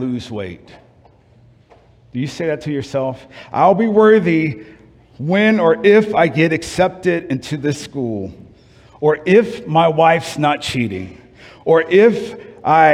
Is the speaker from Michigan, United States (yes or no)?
no; New Orleans, Louisiana, United States; moved away; I'm from New Orleans